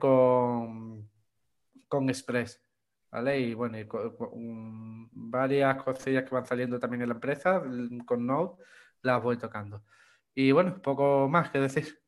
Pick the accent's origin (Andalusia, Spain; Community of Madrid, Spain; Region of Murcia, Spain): Andalusia, Spain; Chipiona; soy de, de Cádiz, aquí en España, de la provincia de Cádiz, de un pueblo que se llama Chipiona.